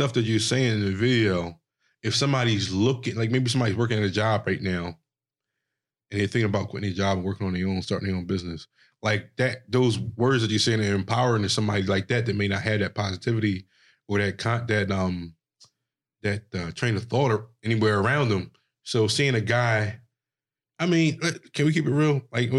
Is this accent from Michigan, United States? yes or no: no; Philadelphia, Pennsylvania, United States; I grew up in the hood, Philadelphia